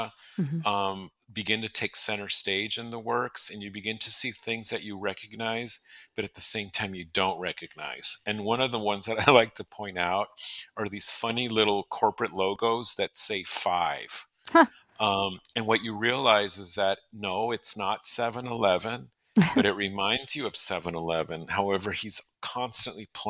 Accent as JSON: {"language": "English", "town": "San Diego", "region": "California", "country": "United States", "tie": "born or raised there", "moved": "yes", "lives_now": "Phoenix, United States", "said": "I grew up in San Diego"}